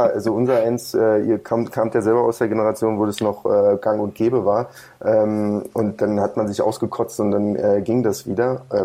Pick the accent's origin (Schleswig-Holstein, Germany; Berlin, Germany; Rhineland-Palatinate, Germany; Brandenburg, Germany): Brandenburg, Germany; Wir kommen ja immer noch aus Brandenburg.